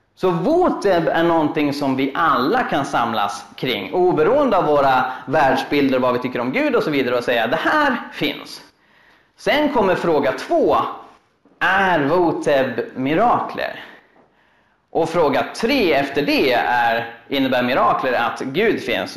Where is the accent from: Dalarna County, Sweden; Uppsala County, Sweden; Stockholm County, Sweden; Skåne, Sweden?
Uppsala County, Sweden; Uppsala; Jag är en kille från Uppsala